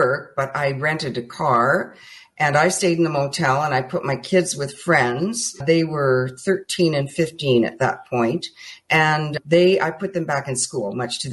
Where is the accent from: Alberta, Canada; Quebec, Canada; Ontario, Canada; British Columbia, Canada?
Alberta, Canada; moved away as an adult; also born or lived in Pakistan / Bangkok, Thailand; We're originally from Alberta in Canada